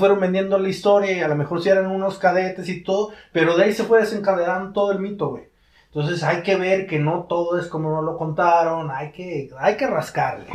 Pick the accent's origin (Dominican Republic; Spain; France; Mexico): Mexico; como mexicanos